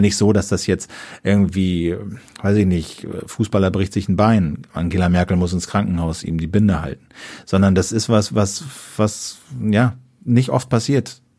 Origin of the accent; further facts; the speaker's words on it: Germany; so als Deutsche